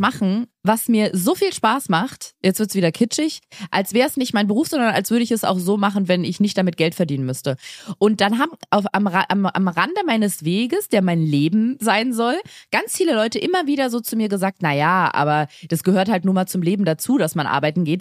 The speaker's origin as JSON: {"language": "German", "region": "Berlin", "country": "Germany", "tie": "born or raised there", "said": "Ich bin in einem Bezirk groß geworden in Berlin"}